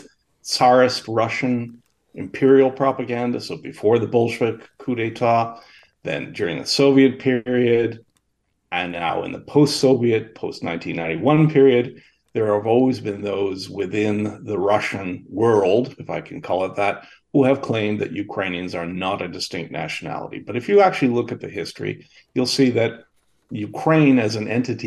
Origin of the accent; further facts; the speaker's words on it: Kingston, Ontario, Canada; I was born here in Kingston, Ontario in 1953